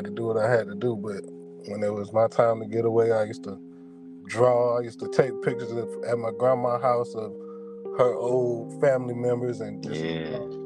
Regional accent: Sumter, South Carolina, United States; also born or lived in Long Beach, California / Columbia, South Carolina; I'm originally from California, Long Beach. I moved to South Carolina. I don't know the exact timeline, but my mother moved to South Carolina. We stayed in Columbia for a few years, and then we ended up moving to Sumter. And that's where I spent most of my time at. Elementary school, middle school, high school

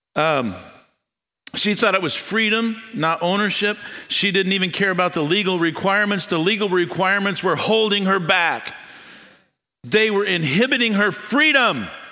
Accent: United States; I was born in the United States

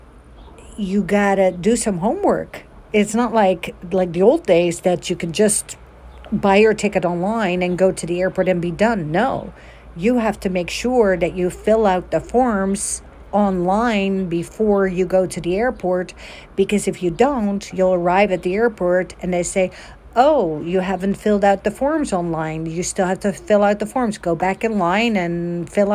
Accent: Netherlands; now in United States; a born and raised Dutch girl, and then growing up in America

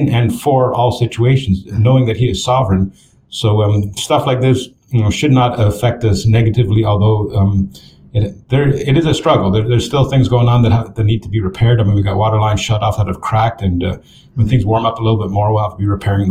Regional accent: Canada; moved away as an adult; now in Texas, United States; I'm from Canada

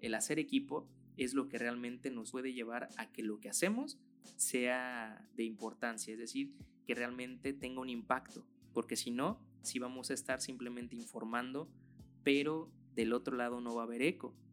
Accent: Michoacán, Mexico; aquí en mi país

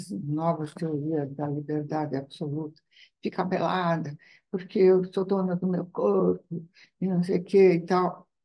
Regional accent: Italy; moved away; na minha terra não tem. Uhum, uhum. tem que é a Itália.

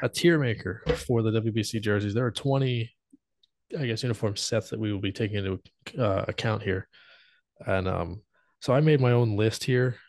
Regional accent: United States; because I'm American.

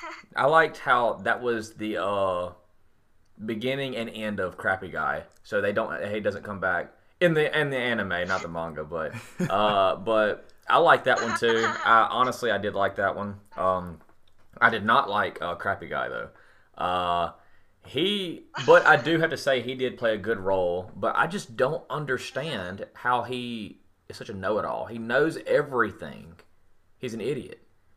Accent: England, United Kingdom; I'm saying it right. I'm English.

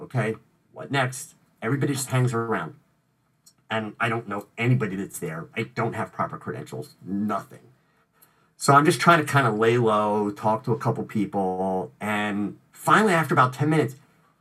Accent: United States; I'm from the United States

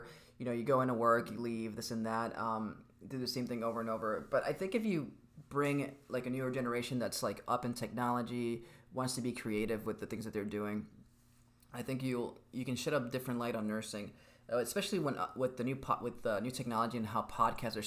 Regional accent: Miami, Florida, United States; I'm from Miami

